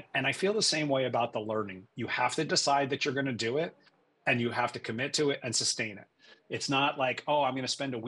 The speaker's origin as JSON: {"language": "English", "region": "Western Massachusetts", "country": "United States", "tie": "born or raised there", "also_born_or_lived": "New York City / San Francisco Bay Area / Boston / New York tri-state area", "moved": "as an adult", "lives_now": "Connecticut, United States", "said": "I was born in New York City, but my parents decided to raise me in the country, so to speak. So we moved to Western Massachusetts. I grew up there"}